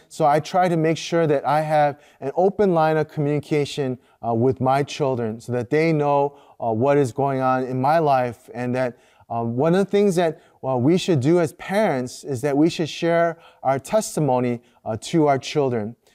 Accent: United States; first language Korean; growing up as a second generation Korean American

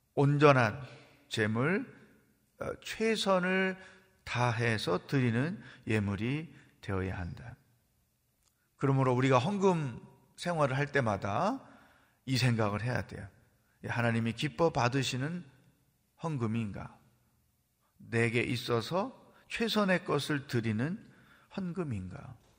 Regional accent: Chungcheong, South Korea; 저는 충청도 양반이에요

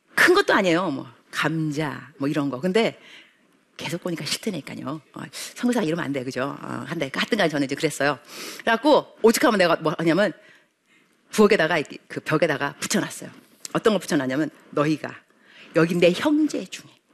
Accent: South Korea; moved away as an adult; now in Kenya; South Korea

